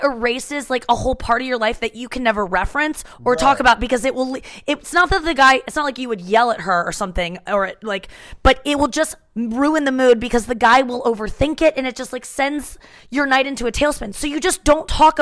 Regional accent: St. Louis, Missouri, United States; When I grew up in St. Louis

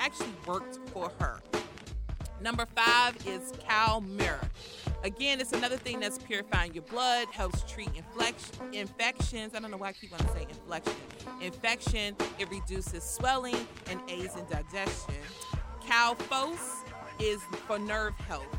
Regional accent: United States; I'm from Southeast

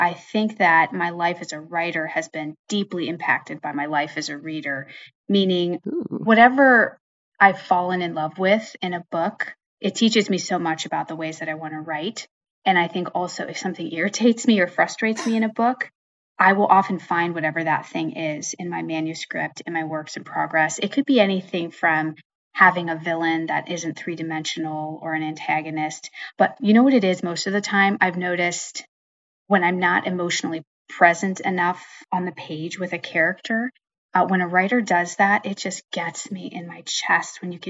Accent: Pennsylvania, United States; now in New Jersey, United States; So I would start by saying I grew up in Western Pennsylvania, which is part of Northern Appalachia. A lot of my books, I guess all of my books now, are set there. So that's where I grew up.

